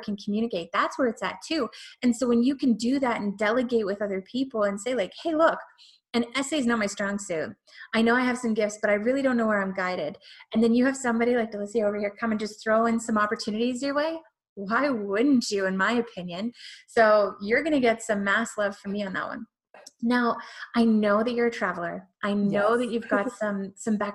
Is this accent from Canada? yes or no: yes; Canada; I'm Canadian.